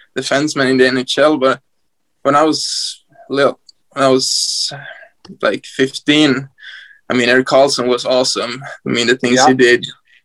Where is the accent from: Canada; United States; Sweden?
Sweden; Hedesunda, Gävleborg County; I come from a small town named Hedsunda. It's like 2,000 people here.